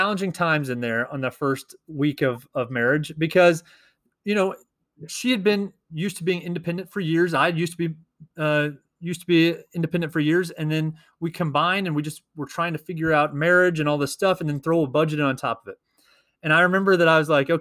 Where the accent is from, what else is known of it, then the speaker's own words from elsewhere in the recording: Missouri, United States; we are two teachers from Missouri